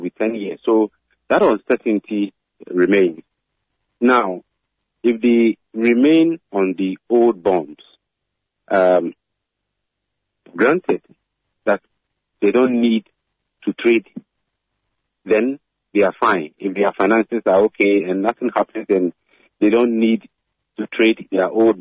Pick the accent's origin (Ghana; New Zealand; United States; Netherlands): Ghana; as a Ghanaian